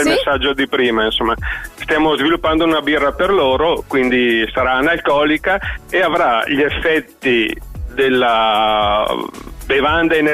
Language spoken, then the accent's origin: Italian; Verona, Veneto, Italy; siamo di Verona.